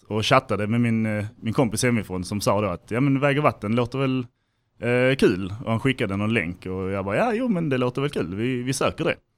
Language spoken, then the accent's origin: Swedish; Helsingborg, Skåne, Sweden; moved away as an adult; Jag kommer från Helsingborg från början, så liksom LTH var det naturliga valet